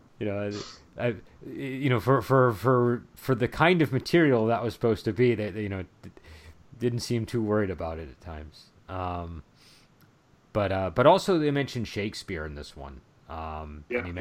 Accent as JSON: {"language": "English", "country": "United States", "said": "as an American"}